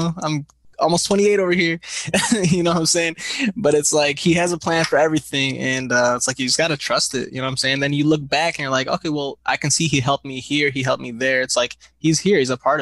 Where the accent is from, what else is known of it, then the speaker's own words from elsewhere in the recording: Grand Blanc, Michigan, United States; also born or lived in Flint, Michigan / Detroit, Michigan; I was born in Grand Blanc, Michigan